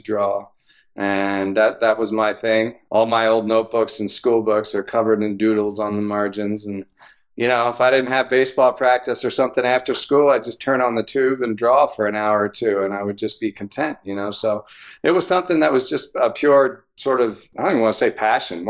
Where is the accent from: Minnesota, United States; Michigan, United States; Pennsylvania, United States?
Pennsylvania, United States; Philadelphia; moved away as an adult; also born or lived in Havertown, Pennsylvania / Exton, Pennsylvania / Syracuse, New York; I grew up in the western suburbs of Philadelphia. I was born in Havertown